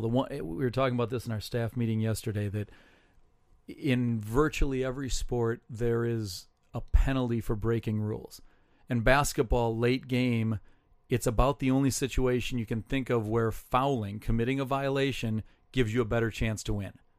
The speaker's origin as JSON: {"language": "English", "town": "Saint Paul", "region": "Minnesota", "country": "United States", "tie": "born or raised there", "said": "I grew up in Saint Paul"}